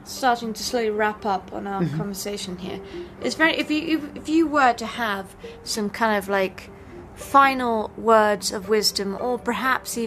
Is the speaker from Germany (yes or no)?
no; England, United Kingdom; now in Colorado, United States; growing up in England